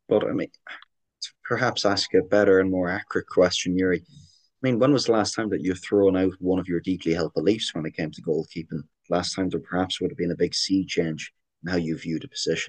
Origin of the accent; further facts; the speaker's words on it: Ireland; accent: Irish; now in Canada; I'm getting an awful lot of crap from my Irish accent in Canada as well the last month